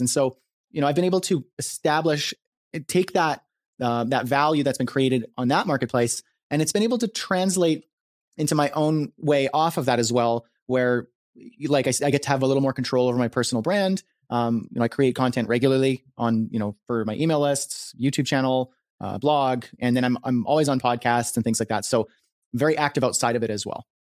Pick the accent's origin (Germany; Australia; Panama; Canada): Canada; I'm a Canadian, uh, freelancer, marketer, entrepreneur, creator